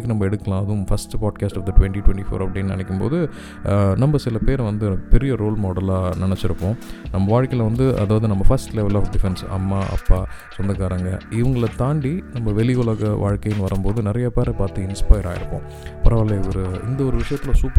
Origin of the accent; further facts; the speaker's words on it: Madurai, Tamil Nadu, India; நானும் மதுரைக்காரன் தான்